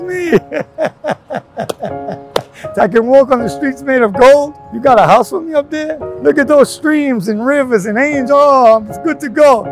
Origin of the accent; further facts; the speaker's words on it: New York, United States; moved away; I grew up in New York, grew up in Queens